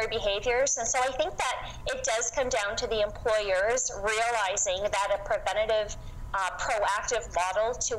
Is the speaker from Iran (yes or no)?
no; the Maritimes, Canada; moved away as an adult; now in London, Canada; I moved to London from the East Coast. I'm a Maritimer in 2001